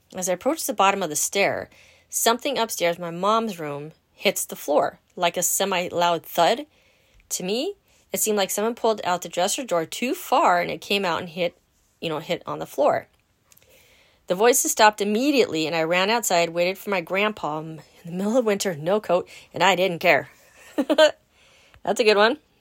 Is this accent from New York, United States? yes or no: no; Los Angeles, California, United States; now in Wisconsin, United States; Born in Southern California. Hmm, San Fernando Valley. Yeah, girl. Original Valley girl